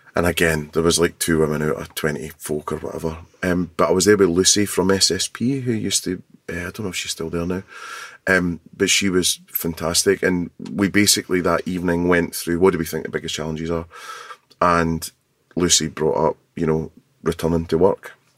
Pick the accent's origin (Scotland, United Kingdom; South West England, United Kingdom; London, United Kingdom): Scotland, United Kingdom; being Scottish